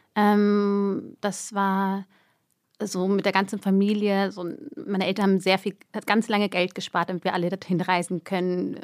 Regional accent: Germany; moved away as an adult; also born or lived in Erding, Bavaria; now in Zurich, Switzerland; ich bin Deutsche.

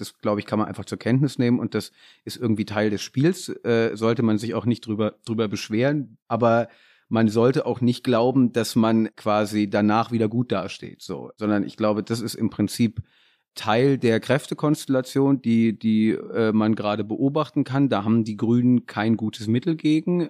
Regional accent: near Kassel, Hesse, Germany; ich komme auch aus Hessen und da ähm, der Nähe von Kassel.

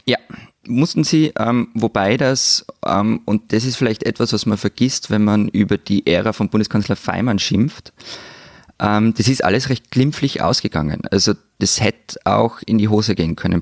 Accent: Austria

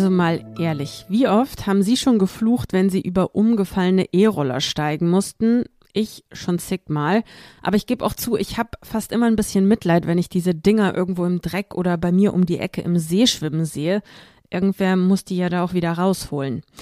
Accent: Moldova; German is a second language; Ich komme ja selbst aus Moldau und das letzte Mal war ich im vergangenen Mai dort, also fast ein ganzes Jahr ist das her.

